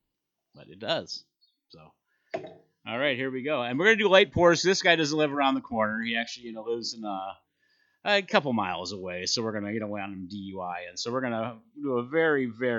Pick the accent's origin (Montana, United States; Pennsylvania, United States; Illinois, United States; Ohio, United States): Ohio, United States; Cleveland; moved away as an adult; now in Kentucky, United States; I come from Cleveland, Ohio. The 216, actually.